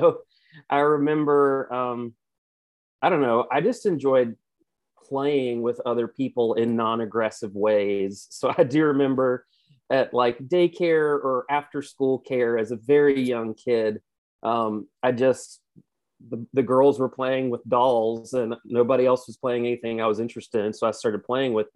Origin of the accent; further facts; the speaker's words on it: Cartersville, Virginia, United States; I grew up in rural Virginia, a tiny little town called Cartersville